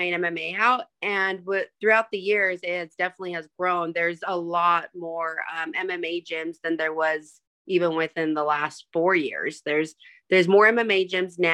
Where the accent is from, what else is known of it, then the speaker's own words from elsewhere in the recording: Burley, Idaho, United States; now in Boise, United States; Originally from a small town called Burley, Idaho